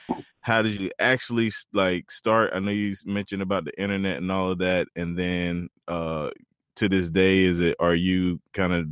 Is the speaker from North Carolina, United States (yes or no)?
yes; Turkey, North Carolina, United States; there's actually a place in North Carolina called Turkey. That's where I was born and raised